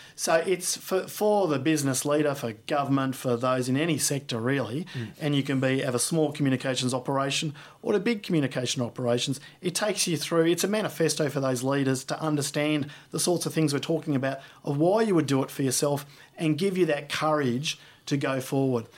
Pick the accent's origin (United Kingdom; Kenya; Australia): Australia; as an Australian